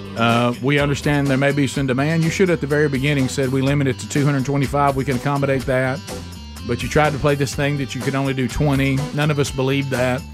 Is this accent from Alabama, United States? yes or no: yes; Alabama, United States; I'm from Alabama